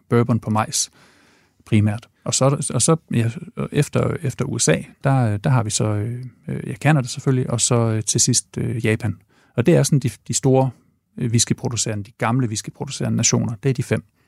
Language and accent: Danish; Ringkøbing, Central Denmark Region, Denmark; also born or lived in Aarhus / Odense; now in Copenhagen, Denmark; jeg er vokset op i Ringkøbing i Vestjylland